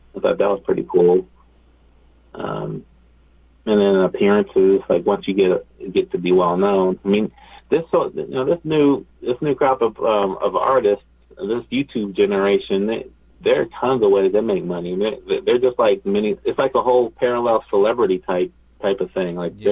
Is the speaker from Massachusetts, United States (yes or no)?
no; Ohio, United States; now in Los Angeles, United States; I'm I'm from Ohio originally